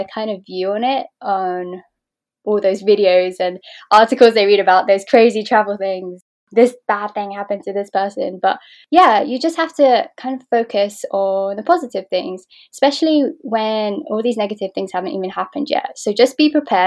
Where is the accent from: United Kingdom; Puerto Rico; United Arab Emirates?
United Kingdom; London; I was born and raised here in London, UK